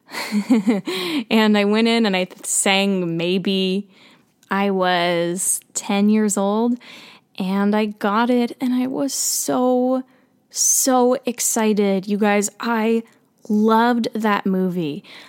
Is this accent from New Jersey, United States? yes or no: yes; central New Jersey, United States; I grew up in New Jersey, central New Jersey.